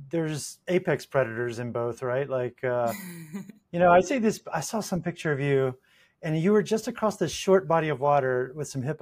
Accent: South Carolina, United States; In the southeast, so South Carolina.

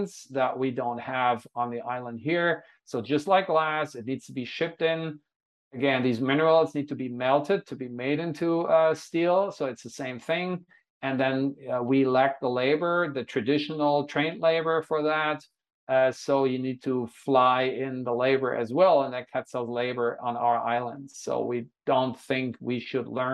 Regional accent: Hanover, Lower Saxony, Germany; now in Honolulu, United States; my hometown, the city of Hanover

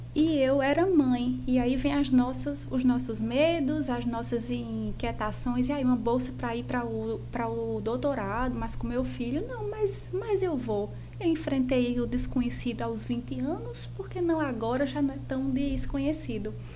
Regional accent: João Pessoa, Paraíba, Brazil; Eu sou de João Pessoa, nascida e criada aqui em João Pessoa, é, especificamente no bairro dos Estados

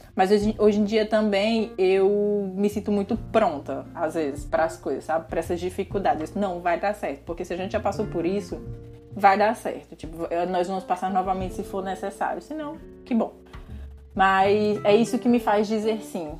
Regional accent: Jaguaribe, Ceará, Brazil; moved away as an adult; morar em Jaguaribe, que é a minha cidade natal

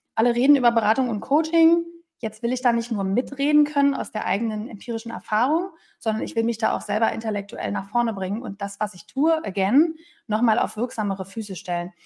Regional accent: Berlin, Germany; moved away; ich bin ja Berlinerin

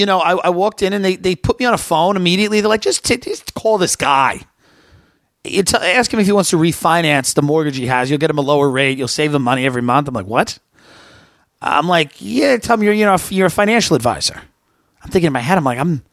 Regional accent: Long Island, New York, United States; growing up in Long Island

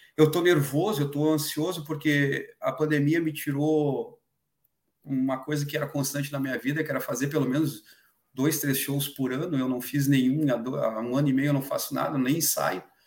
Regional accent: Brazil; a gente é brasileiro

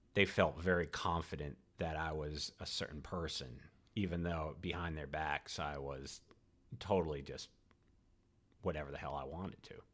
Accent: Rhode Island, United States; moved away as an adult; also born or lived in Boston / Clemson, South Carolina; I grew up in Rhode Island

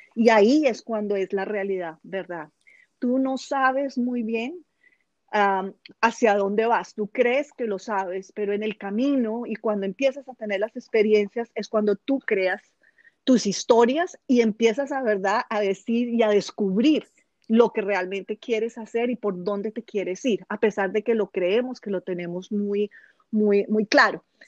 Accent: Colombia; moved away; also born or lived in United Arab Emirates; vivo en el exterior, soy colombiana, pero vivo en el exterior hace muchísimos años.

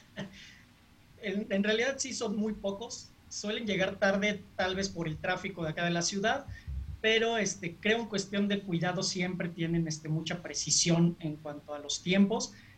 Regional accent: Mexico; nosotros que somos mexicanos

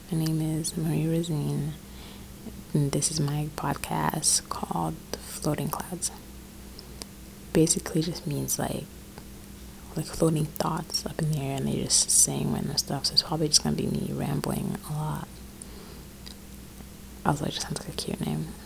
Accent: Rwanda; now in North Carolina, United States; I'm first of all, I'm 17 years old. I live in North Carolina. I'm from Rwanda, Africa

